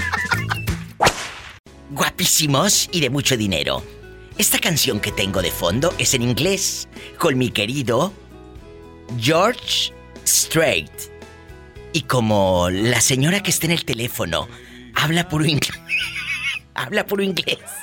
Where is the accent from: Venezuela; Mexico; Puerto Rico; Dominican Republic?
Mexico